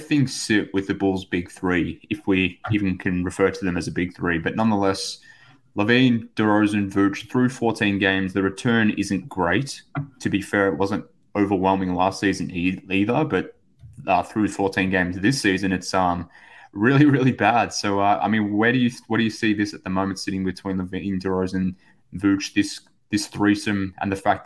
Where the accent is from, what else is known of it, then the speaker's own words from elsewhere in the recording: Australia; from Australia